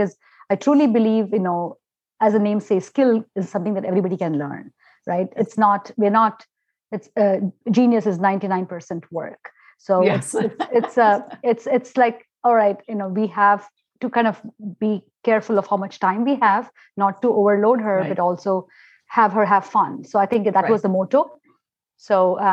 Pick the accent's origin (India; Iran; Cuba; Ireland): India; moved away; growing up in India, we truly had that support system.